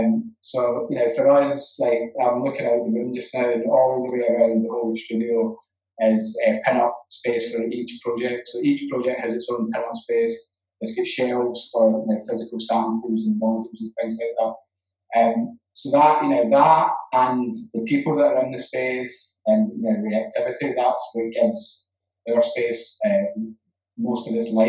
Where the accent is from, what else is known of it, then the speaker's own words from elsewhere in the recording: Glasgow, Scotland, United Kingdom; One of them is that I'm Scottish, and Scotland's football team's rubbish.